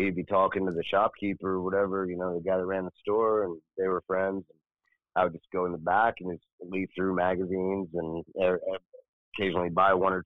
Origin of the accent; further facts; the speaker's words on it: Williamsport, Pennsylvania, United States; moved away; I grew up in Pennsylvania